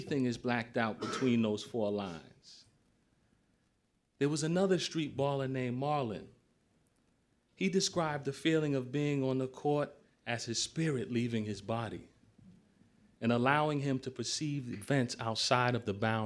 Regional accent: Boston, Massachusetts, United States; growing up in Roxbury, inner city Boston

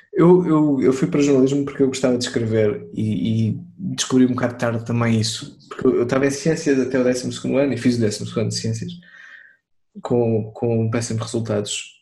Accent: Torres Vedras, Lisbon, Portugal; now in Lisbon, Portugal; eu não cresci em Lisboa, eu cresci em eu sou Torres Vedras, andei lá na escola

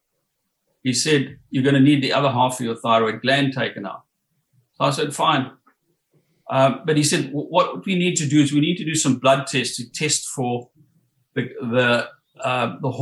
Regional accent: South Africa; moved away as an adult; also born or lived in Johannesburg, South Africa / Durban, South Africa; now in Coffs Harbour, Australia; I was born and brought up in South Africa

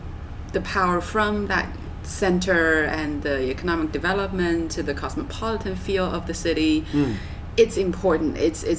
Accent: Yunnan, China; Besides the fact that it's my hometown area, it's one of China's most stunning area.

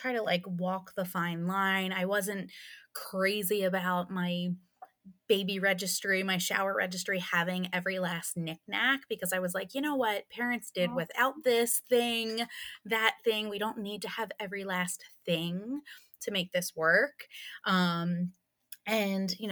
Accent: Pennsylvania, United States; I'm from Pennsylvania

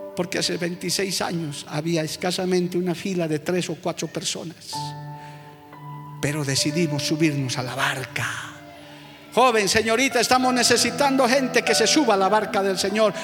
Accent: Bolivia; somos sencillos ciudadanos de este hermoso país llamado Bolivia

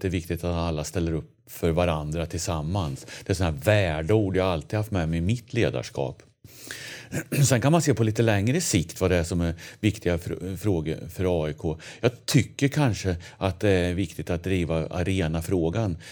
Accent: Linköping, Östergötland, Sweden; accent: östgötska; moved away as an adult; now in Sundbyberg, Sweden; jag är från Östergötland. Mm. Eh, Linköping är jag född och uppväxt i.

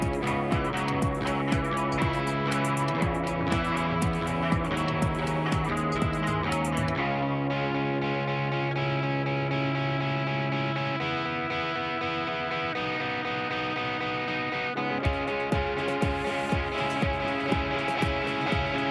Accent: Utica, New York, United States; I'm from Utica

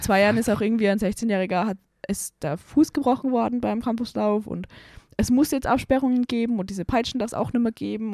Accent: Salzburg, Austria; ich komme aus Salzburg, in meiner Heimatstadt Salzburg

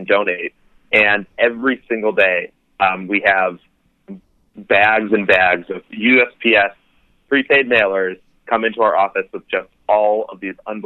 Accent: Chicago, Illinois, United States; moved away; Come back to my hometown.

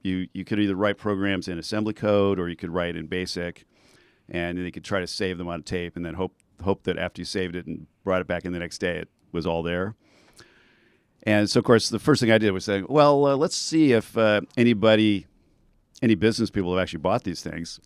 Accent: Southern California, United States; also born or lived in Bay Area / Silicon Valley; now in Santa Barbara, United States; I'm originally from Southern California

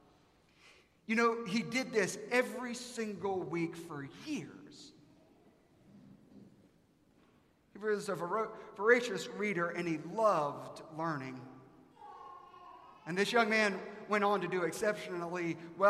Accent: South Carolina, United States; I'm from South Carolina.

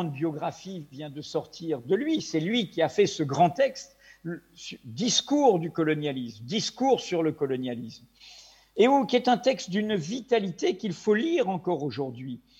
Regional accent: Brittany, France; also born or lived in Maghreb; jusqu'à l'âge de 10 ans, et ensuite euh, au Maghreb jusqu'à l'âge de 18 ans. Comme je dis souvent, je suis un Breton ou un Français d'outre-mer.

